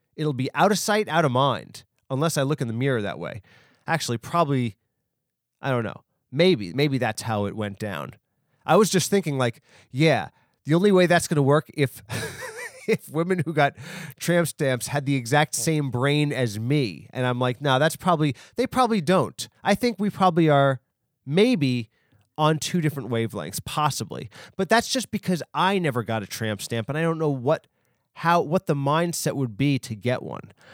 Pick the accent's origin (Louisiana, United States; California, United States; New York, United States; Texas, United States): New York, United States; New York is my hometown. I'm from New York